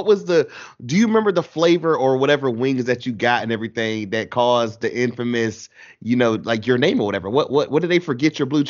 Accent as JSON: {"language": "English", "town": "Goldsboro", "region": "North Carolina", "country": "United States", "tie": "born or raised there", "said": "there's a place back in my hometown, I haven't had it in years now, but I always, anytime I can go home and I can get it, I will, because it's that amazing, whatever. Shout out to Aggies in Goldsboro, NC"}